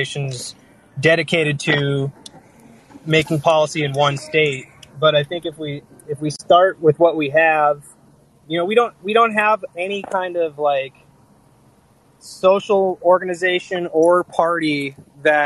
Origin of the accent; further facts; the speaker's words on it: Seattle, Washington, United States; I'm from Seattle.